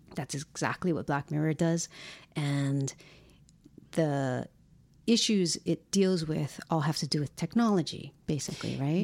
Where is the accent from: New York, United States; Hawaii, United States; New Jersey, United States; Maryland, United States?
Hawaii, United States; moved away; Growing up in Hawaii